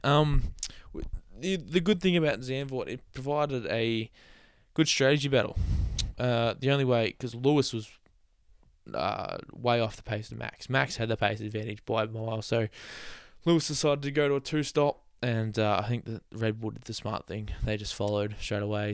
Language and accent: English; Australia; I'm Australian.